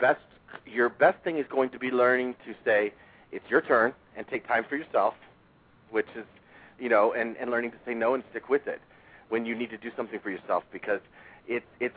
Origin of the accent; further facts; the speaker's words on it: Kansas, United States; I grew up in Kansas, so, you know, me seeing all these colors at 14 in Kansas and in a small town in the middle of Kansas